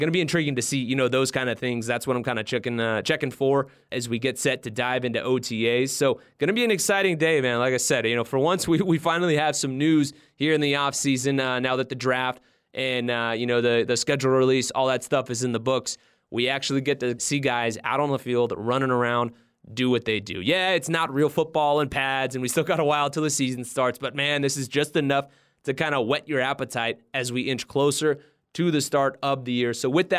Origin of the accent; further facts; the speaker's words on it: California, United States; And like, I'm originally from California.